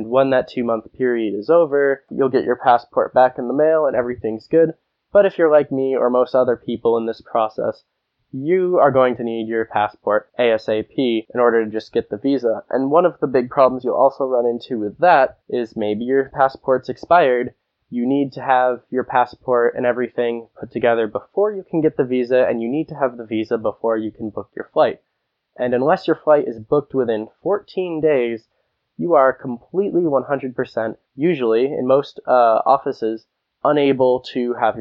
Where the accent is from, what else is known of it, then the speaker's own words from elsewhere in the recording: United States; first language English; Being a native speaker, being American